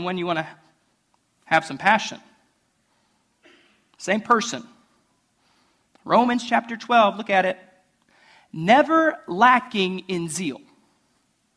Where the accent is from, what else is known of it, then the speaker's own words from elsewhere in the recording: Ohio, United States; moved away; I'm from Ohio.